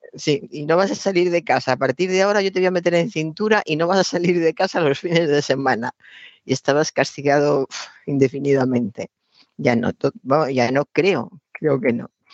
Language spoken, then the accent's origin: Spanish; Spain; somos españoles y hablamos español